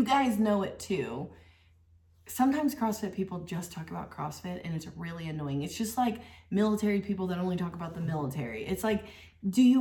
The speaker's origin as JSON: {"language": "English", "region": "West Virginia", "country": "United States", "tie": "born or raised there", "said": "I grew up in West Virginia"}